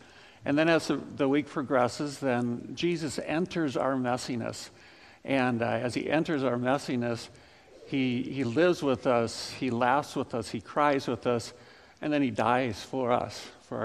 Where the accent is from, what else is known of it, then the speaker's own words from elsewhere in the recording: Ames, Iowa, United States; also born or lived in Lincoln, Nebraska; I grew up in Ames